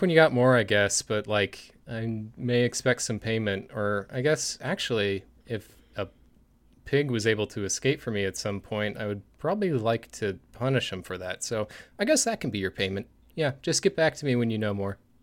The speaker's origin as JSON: {"language": "English", "town": "Springfield", "region": "Missouri", "country": "United States", "tie": "born or raised there", "said": "my hometown of Springfield"}